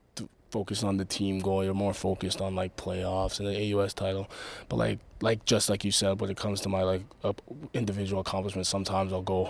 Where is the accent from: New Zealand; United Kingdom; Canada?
Canada; being a Canadian